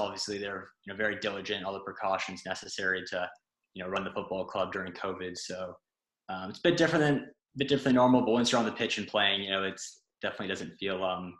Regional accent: St. Louis, Missouri, United States; moved away as an adult; also born or lived in Massachusetts; now in Ireland; St. Louis, Missouri, my hometown in the United States.

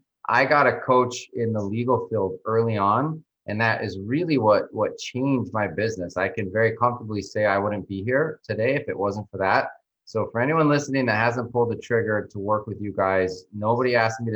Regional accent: New Mexico, United States; moved away as an adult; now in Miami, United States; I grew up in New Mexico, so not too far from you guys, and then went to college there

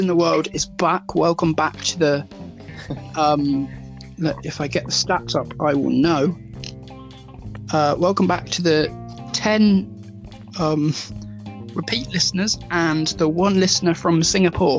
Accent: Derby, East Midlands, United Kingdom; born or raised there

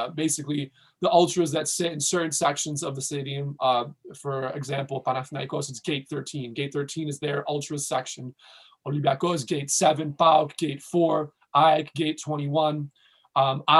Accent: Sparta, Peloponnese, Greece; I mean, I'm from Sparta originally, so not really many good teams in Peloponnesus other than like Asteras Tripoli

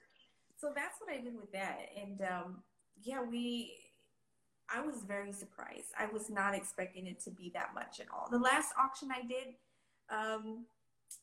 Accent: Texas, United States; I'm Hispanic. I'm from Texas

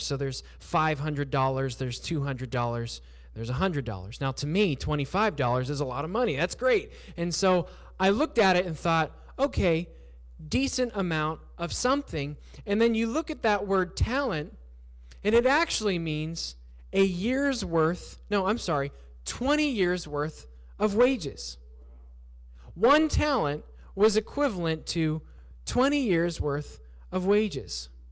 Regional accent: southwestern Pennsylvania, United States; moved away as an adult; also born or lived in Surabaya, Indonesia; I grew up in southwestern Pennsylvania

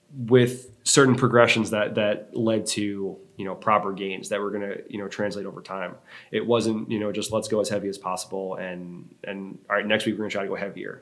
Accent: Long Island, New York, United States; moved away as an adult; now in Charleston, United States; I grew up on Long Island for most of my my adolescent life

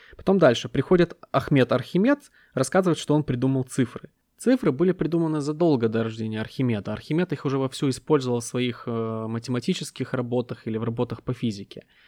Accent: Ukraine; я украинец, который родился в 90-е

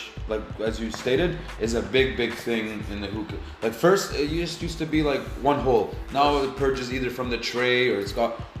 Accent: Alberta, Canada; I'm from Alberta

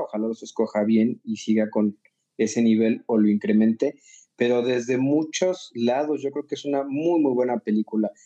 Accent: Mexico; soy mexicana

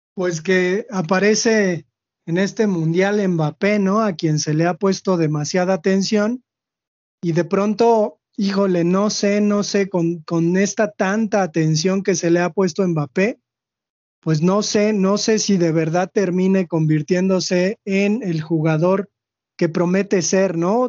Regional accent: Mexico; nosotros los mexicanos

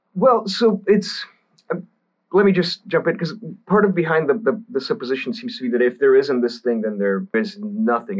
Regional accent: Texas, United States; I grew up in Texas, so I grew up around the virtually everyone was Southern Baptist

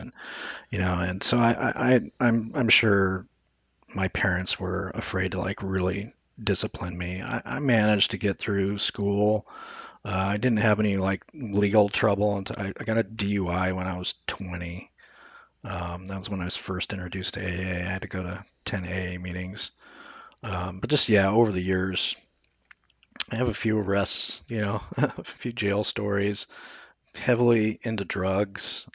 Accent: Omaha, Nebraska, United States; I was born in Nebraska

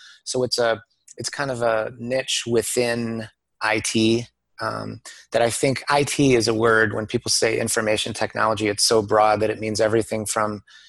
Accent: Detroit, Michigan, United States; also born or lived in Japan; I'm from Detroit

